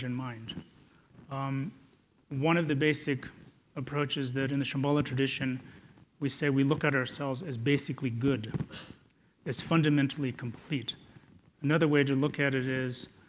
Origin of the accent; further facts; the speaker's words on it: India; I was born in India